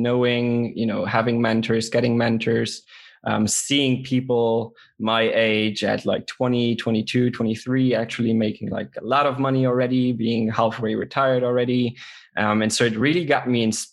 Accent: Luxembourg; from Luxembourg

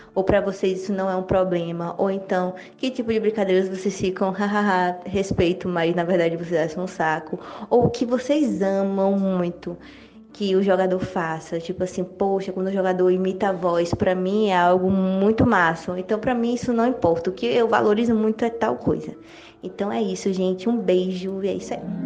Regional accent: Ceará, Brazil; now in Salvador, Brazil; Eu sou do Ceará, mas moro em Salvador, Bahia, então nordestina aqui

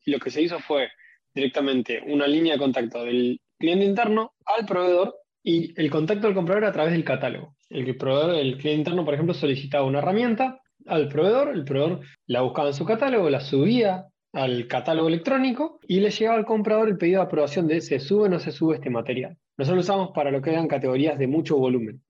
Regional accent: Rosario, Santa Fe, Argentina; now in Neuquén, Argentina; soy de acá de Argentina, Nací en Rosario, viviendo en Neuquén.

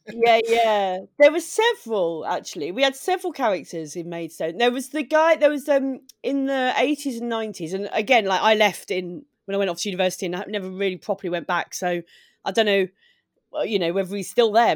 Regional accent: Maidstone, South East England, United Kingdom; also born or lived in Sidcup; I'm from Maidstone in Kent. It's where I grew up. I was born in Sidcup, and then when I was six, we

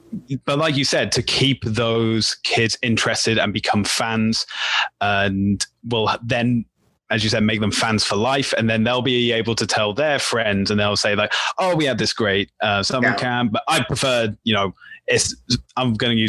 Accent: United Kingdom; I'm the Brit

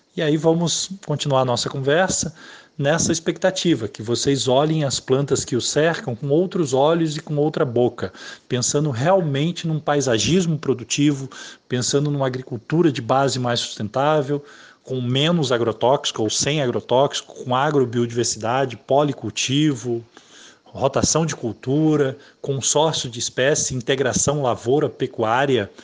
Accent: Serra Fluminense, interior of Rio de Janeiro, Brazil; moved away as an adult; also born or lived in Londrina / Manaus / Porto Alegre; Eu sou do interior do Rio de Janeiro, filho de agricultores, é uma família muito simples, sempre morei na roça, inclusive até os 19 anos nem luz elétrica não tinha em casa

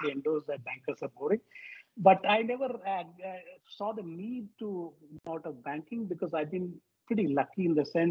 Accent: Mumbai, Maharashtra, India; moved away as an adult; also born or lived in Kerala / Chennai / London / Dubai; now in Qatar; I basically was born in Kerala, brought up in Mumbai. So pretty much all my education was in Mumbai.

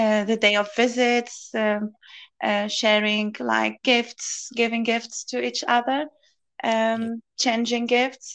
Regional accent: Tunisia; moved away as an adult; now in United Kingdom; I'm originally from Tunisia. I came to this country 5 years ago, nearly 6 years ago

